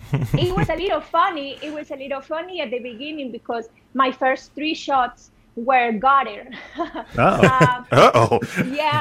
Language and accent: English; Monterrey, Nuevo León, Mexico; I am in my hometown in Monterey